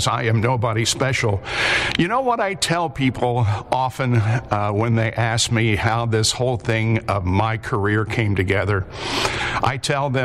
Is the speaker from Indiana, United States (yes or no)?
yes; Liberty, Indiana, United States; my hometown of Liberty, Indiana, which is a town of 1800 in East Central Indiana